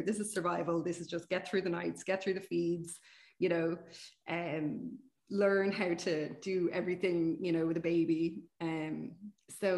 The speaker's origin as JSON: {"language": "English", "country": "Ireland", "said": "we're from Ireland"}